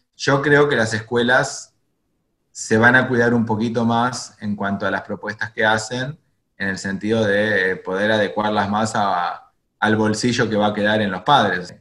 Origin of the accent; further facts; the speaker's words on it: Argentina; moved away as an adult; also born or lived in Jerusalem, Israel / Santiago, Chile / Buenos Aires, Argentina; no volví a la Argentina, de donde, donde yo nací